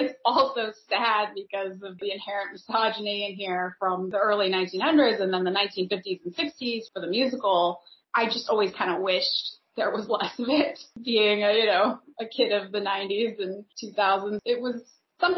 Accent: Northern California, United States; I grew up in Northern California and I've lived there the majority of my life

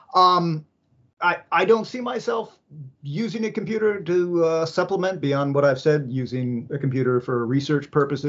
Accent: San Francisco, California, United States; I I grew up in San Francisco

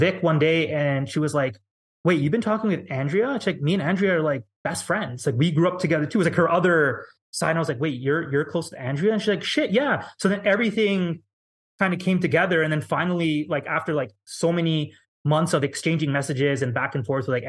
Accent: Canada; being Canadian

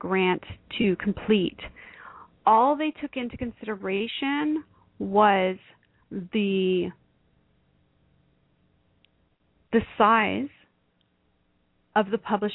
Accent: Canada; I am a Canadian

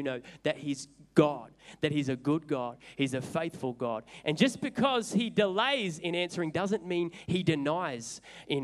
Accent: Sydney, New South Wales, Australia; also born or lived in Newcastle; I was originally from Sydney and my dad was a pastor

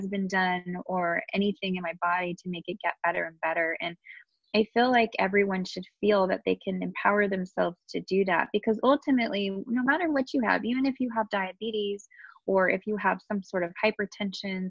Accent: Southern California, United States; born and raised here in SoCal

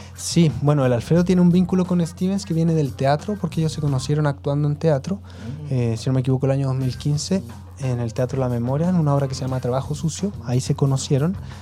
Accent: Santiago, Santiago Metropolitan Region, Chile; moved away as an adult; also born or lived in Puente Alto / San Ramón; now in Las Cruces, Chile; yo eh, nací en Puente Alto, luego pasé mis primeros años en San Ramón y luego mi familia tuvo el subsidio habitacional en Pudahuel

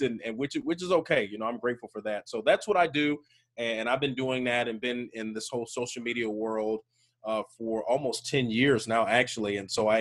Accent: Birmingham, Alabama, United States; I am from Birmingham, Alabama.

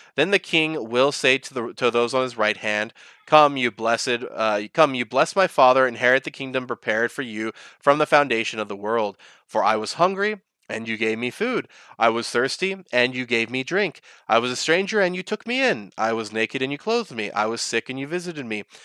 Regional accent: United States; I am an American

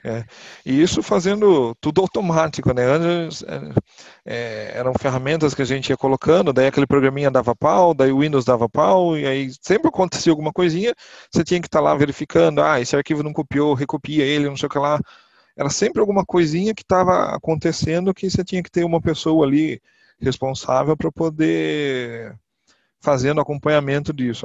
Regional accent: Botucatu, São Paulo, Brazil; eu sou do interior de São Paulo, da cidade de Botucatu

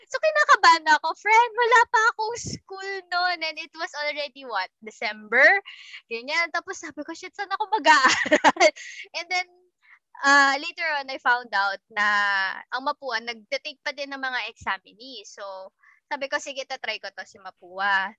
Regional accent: Las Piñas, Metro Manila, Philippines; taga Las Piñas ako

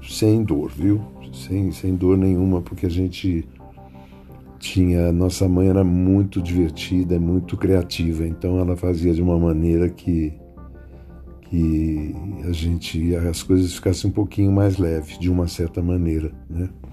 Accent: São Paulo, Brazil; also born or lived in Rio Claro / Campinas; eu nasci em Rio Claro, em 1948 tal, a gente tinha muito dinheiro, depois perdeu, fomos para Campinas, ficamos uns anos em Campinas, aí viemos para São Paulo tentar a vida

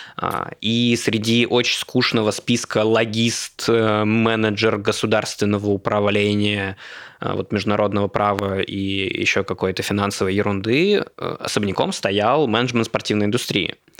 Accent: Moscow, Russia; also born or lived in Khabarovsk; Москвич, у которого в паспорте написано город Хабаровск, Хабаровского края

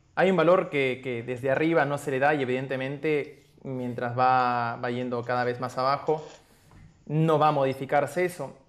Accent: Arequipa, Peru; now in Buenos Aires, Argentina; soy arequipeño, pero actualmente resido en la Ciudad de Buenos Aires.

